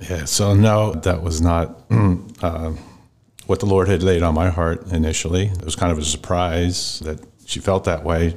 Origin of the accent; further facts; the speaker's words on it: Lancaster, Pennsylvania, United States; I was raised mostly in Lancaster.